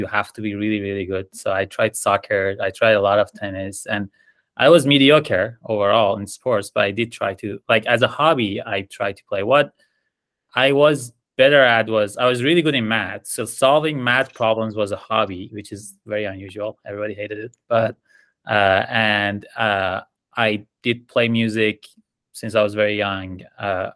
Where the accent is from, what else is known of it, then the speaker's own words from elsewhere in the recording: Iran; moved away as an adult; now in United States; So I'm originally from Iran. I had a very typical upbringing, middle-class family. I studied civil engineering back there